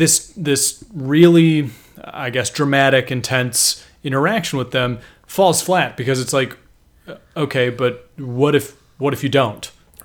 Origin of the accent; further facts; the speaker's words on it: California, United States; Cause I'm from California.